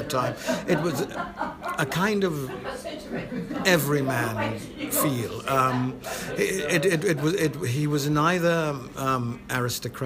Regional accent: London, United Kingdom; born or raised there; also born or lived in Saint Lucia / West Hampstead, London

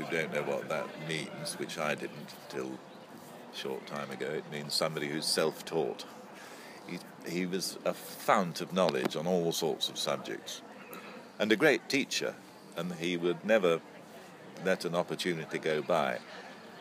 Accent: Lancashire, North West England, United Kingdom; also born or lived in London; whisked off back to Lancashire, where I had a lovely childhood, happy upbringing

